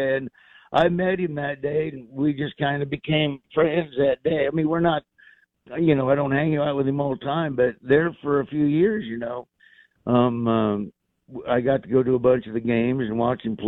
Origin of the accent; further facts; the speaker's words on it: Florida, United States; you couldn't really wear Raider gear where I grew up in Florida, or you get shot.